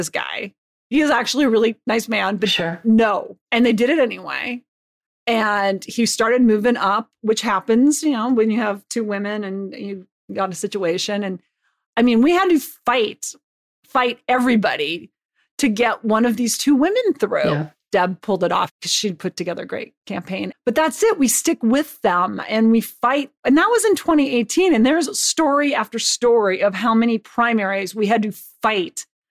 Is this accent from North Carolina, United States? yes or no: no; Butte, Montana, United States; I grew up in Butte, Montana